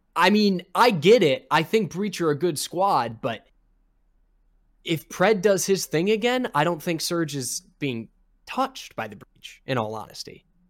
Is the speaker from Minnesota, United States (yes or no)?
yes; Minnesota, United States; I'm from Minnesota